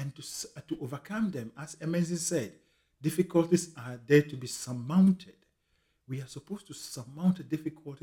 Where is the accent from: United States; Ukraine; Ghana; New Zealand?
Ghana; moved away as an adult; now in United Kingdom; growing up in Ghana and going through university up to the point I completed and migrated to the United Kingdom